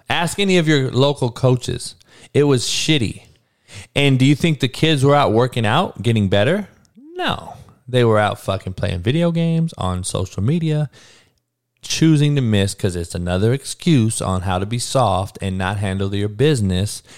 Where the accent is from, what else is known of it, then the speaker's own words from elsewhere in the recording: Compton, California, United States; I grew up in Compton, dog, in the hood, in the worst neighborhood growing up in the country in the 80s